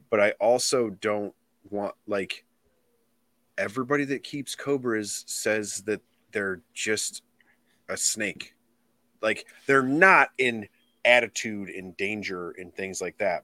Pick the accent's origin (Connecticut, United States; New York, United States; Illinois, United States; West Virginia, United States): Illinois, United States; I'm from Illinois